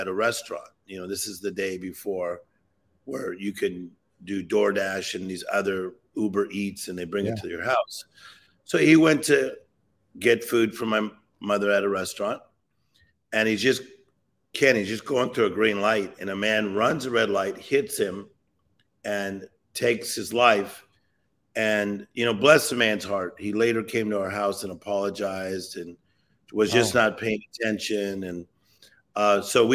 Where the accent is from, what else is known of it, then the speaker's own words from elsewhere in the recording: Compton, California, United States; So I'm from Los Angeles, California. The city of Compton, California.